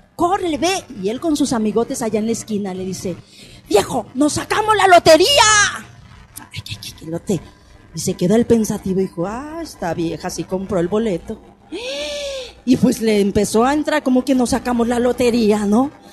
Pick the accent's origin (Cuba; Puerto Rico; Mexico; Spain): Mexico; somos los mexicanos